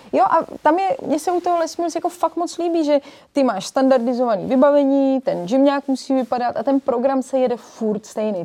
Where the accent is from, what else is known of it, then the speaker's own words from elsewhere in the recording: Prague, Czechia; also born or lived in Rokytnice nad Jizerou / Berlin; já jsem sice z Prahy, ale máme chalupu v Rokitnici na Dizeru, kde jsme trávili veškerý volný čas